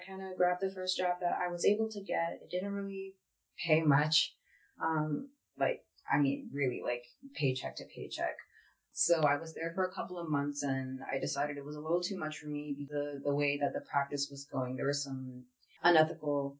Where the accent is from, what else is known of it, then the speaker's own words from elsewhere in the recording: Philadelphia, Pennsylvania, United States; I grew up in West Philadelphia